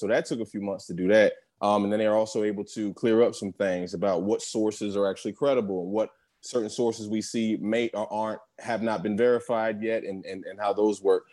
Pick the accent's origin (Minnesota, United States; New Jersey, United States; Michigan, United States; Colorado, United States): New Jersey, United States; also born or lived in West Philadelphia, Pennsylvania; I was born in West Philly, raised in South Jersey